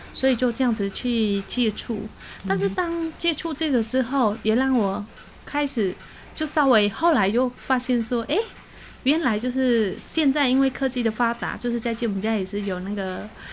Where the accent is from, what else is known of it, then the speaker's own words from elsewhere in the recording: Cambodia; Chinese is a second language; now in Taiwan; 因为柬埔寨算是佛教国家， 嗯是 然后因为我们在那边都是会跟长辈们每个节日都会一起过这样子，